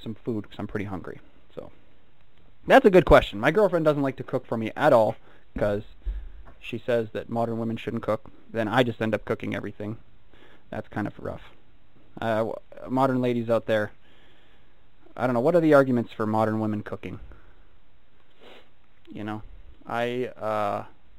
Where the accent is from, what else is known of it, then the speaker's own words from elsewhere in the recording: United Kingdom; I'm British